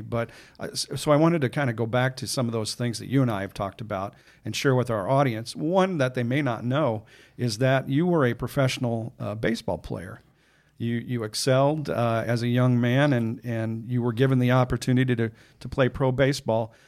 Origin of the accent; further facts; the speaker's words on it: Chicago, Illinois, United States; I'm from Chicago and we don't always get a lot of sun up there